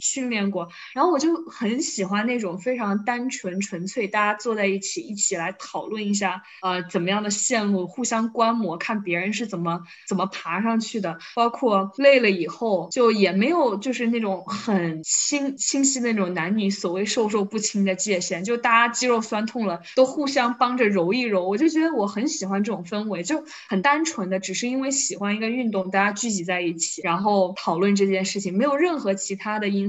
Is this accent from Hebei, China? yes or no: no; Wuhan, Hubei, China; 我是武汉人嘛，然后我们这边儿其实夏天有些时候经常会发发水什么的